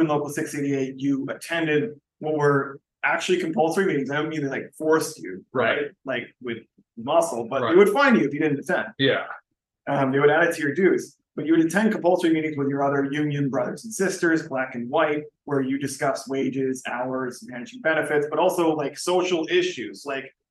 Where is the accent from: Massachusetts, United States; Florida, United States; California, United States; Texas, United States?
Texas, United States; I grew up in Texas.